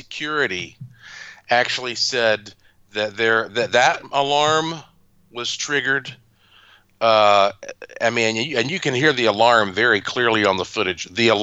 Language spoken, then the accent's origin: English; North Carolina, United States; I am from North Carolina